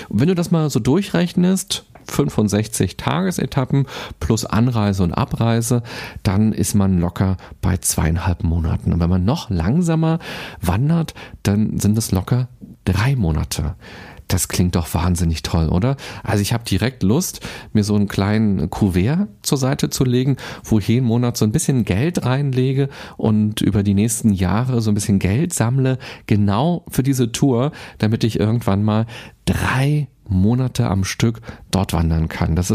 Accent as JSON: {"language": "German", "region": "Berlin", "country": "Germany", "said": "Aber so geht es selbst mir als Berliner. Ich habe auch noch nicht alles gesehen."}